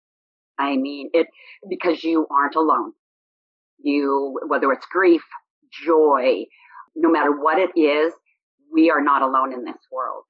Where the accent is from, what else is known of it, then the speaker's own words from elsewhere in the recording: Boise, Idaho, United States; I was born in Boise, Idaho in 1957